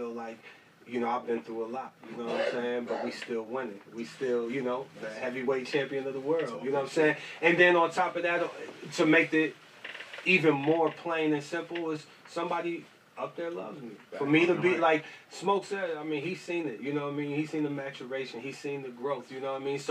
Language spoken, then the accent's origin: English; Massillon, Ohio, United States; moved away as an adult; now in New York City, United States; I'm from Massillon, Ohio. It was 30,000 people there.